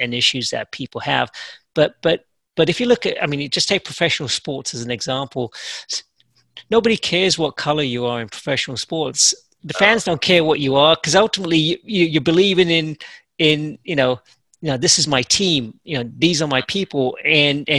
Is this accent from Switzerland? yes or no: no; England, United Kingdom; I grew up in England